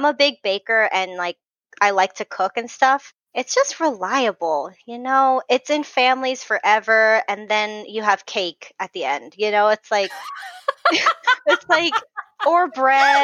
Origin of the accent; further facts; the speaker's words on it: Southern California, United States; accent: SoCal; I'm from SoCal, so my real SoCal voice is, I mean, I'll say like more times than you can count